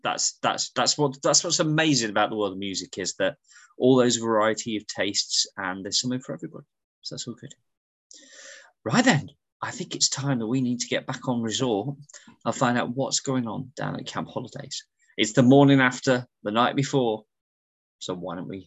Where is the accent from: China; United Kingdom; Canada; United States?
United Kingdom; England; I'm English